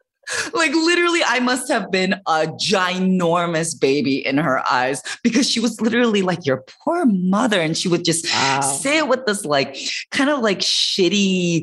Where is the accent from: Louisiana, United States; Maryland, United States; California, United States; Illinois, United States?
Illinois, United States; Chicago; I was born and raised in Chicago, and my parents are from Korea